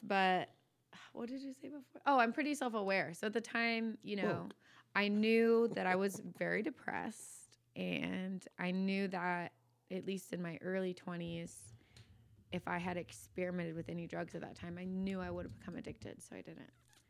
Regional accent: Virginia Beach, Virginia, United States; No, I'm from Virginia originally. Virginia Beach, yeah.

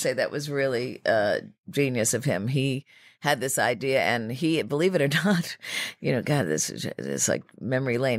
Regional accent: New York City, New York, United States; Riverdale, um, which was, you know, uh, is still sort of an oat section of the Bronx

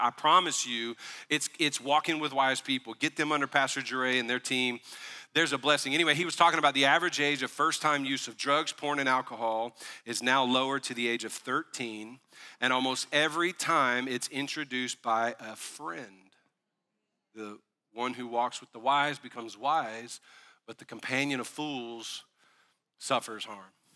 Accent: the South, United States; also born or lived in Tennessee; We were raised in the South

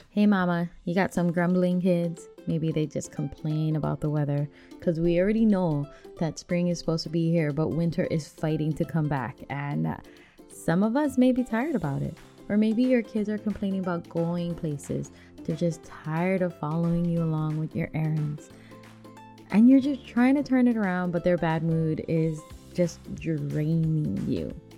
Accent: Hawaii, United States; moved away as an adult; now in Washington, United States; since we are from Hawaii and we don't get snow that much, even though we've been on the mainland up here in Washington for a few years now

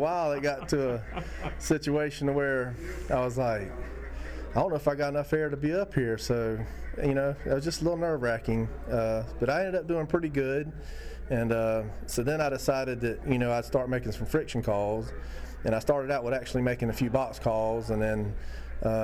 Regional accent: Sylvania, Georgia, United States; I'm from Sylvania, Georgia

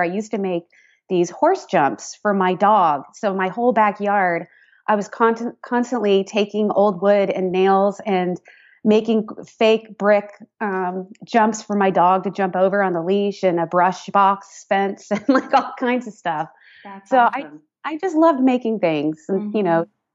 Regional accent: San Rafael, California, United States; moved away as an adult; also born or lived in Boston area, Massachusetts; I grew up uh, just north of San Francisco um, in Marin County, San Rafael to be specific

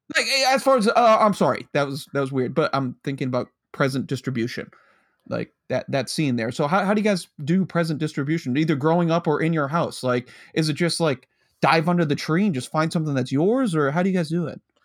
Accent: United States; growing up near New York City

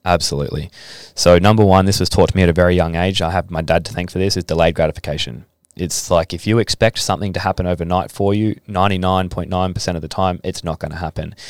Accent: Adelaide, South Australia, Australia; now in Gold Coast, Australia; I came from Adelaide, and Adelaide's not a rugby league state

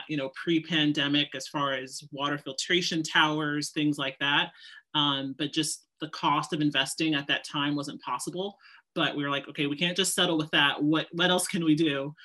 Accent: Seattle, Washington, United States; moved away as an adult; also born or lived in New York; I grew up actually in Seattle, Washington. And then I moved out to New York, you know, to go to FIT in the early 2000s.

